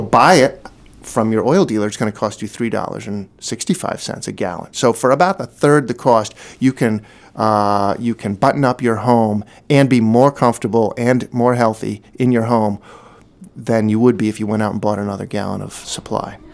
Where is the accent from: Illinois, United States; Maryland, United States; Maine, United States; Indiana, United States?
Maine, United States; Brunswick; now in Portland, United States; I grew up in Brunswick. I, I live in the Portland community now